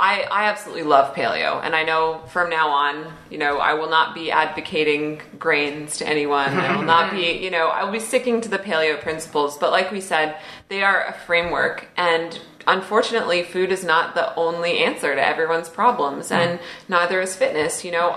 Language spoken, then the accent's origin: English; Canada; accent: Canadian; My Canadian accent.